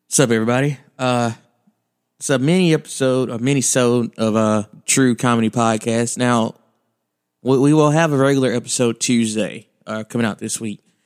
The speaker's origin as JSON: {"language": "English", "region": "Alabama", "country": "United States", "tie": "born or raised there", "said": "I grew up in Alabama"}